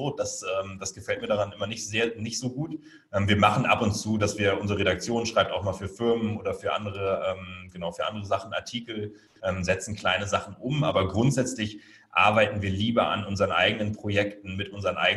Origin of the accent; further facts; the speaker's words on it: Hamburg, Germany; Meine Familie und wahrscheinlich so der nordische Hintergrund. Also ich komme halt aus Hamburg und so.